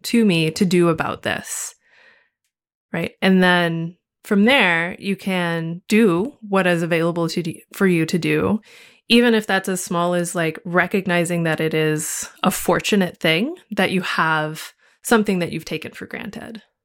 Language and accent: English; United States; as an American living inside of American society